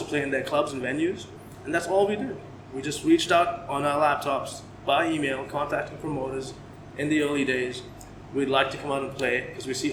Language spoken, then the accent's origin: English; Dubai, United Arab Emirates; first language English; also born or lived in Canada; So, I'm Dubai born and raised. I am Indian. I am Portuguese descent.